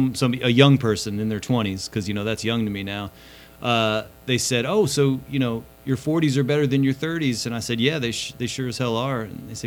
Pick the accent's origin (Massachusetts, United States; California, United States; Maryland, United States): Maryland, United States; also born or lived in Washington, D.C.; now in Texas, United States; Well, I was born in Maryland.